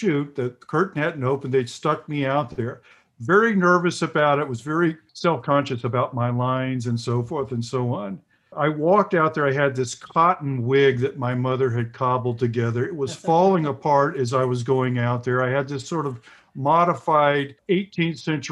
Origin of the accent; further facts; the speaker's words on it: the South, United States; I grew up in the South in the 50s, late 50s, early, and 60s, and then early 70s